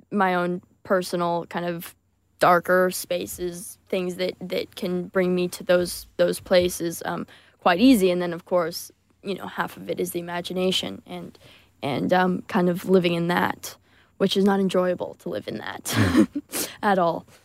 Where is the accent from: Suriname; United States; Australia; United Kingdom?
United Kingdom; We're British, so we have